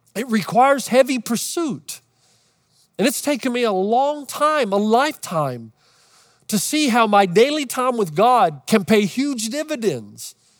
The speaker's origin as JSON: {"language": "English", "town": "Los Angeles", "region": "California", "country": "United States", "said": "Los Angeles"}